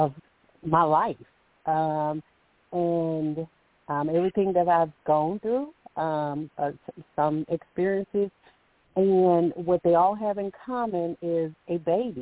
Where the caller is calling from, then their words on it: Alabama, United States; I'm calling from Alabama